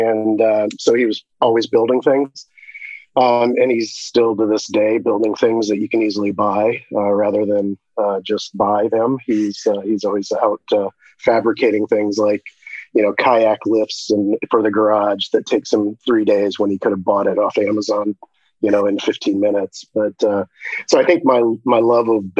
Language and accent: English; Shelby, Ohio, United States; moved away; I grew up in a giant town of 5,000 people in Shelby, Ohio.